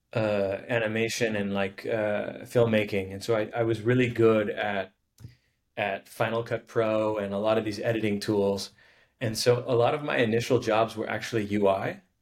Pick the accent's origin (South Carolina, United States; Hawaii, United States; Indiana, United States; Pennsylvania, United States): Hawaii, United States; Honolulu; I grew up in Hawaii in uh, Honolulu